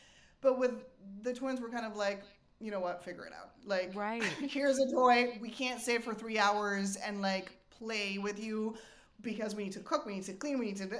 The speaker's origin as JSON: {"language": "English", "country": "Argentina", "said": "I'm from Argentina, and we moved around a lot because of my dad's job. I lived in, like, 3 or 4 different countries"}